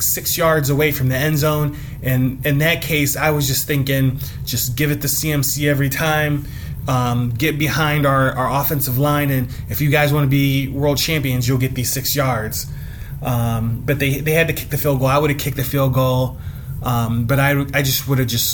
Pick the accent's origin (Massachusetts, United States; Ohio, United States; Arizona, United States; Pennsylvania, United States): Ohio, United States; Cleveland; I'm from Cleveland